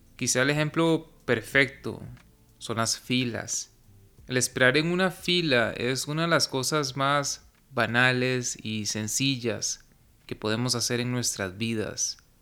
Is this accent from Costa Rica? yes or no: yes; Costa Rica; en mi país, en Costa Rica